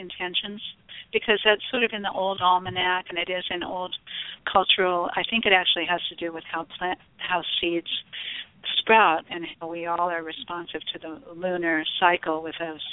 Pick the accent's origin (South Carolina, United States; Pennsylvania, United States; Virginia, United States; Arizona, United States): Arizona, United States; I was born in Arizona